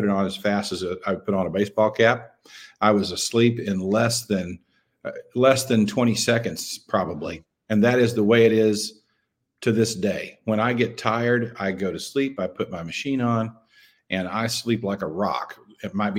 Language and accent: English; Clarksville, Arkansas, United States; also born or lived in Memphis, Tennessee; came back to my hometown in Western Arkansas, a little town called Clarksville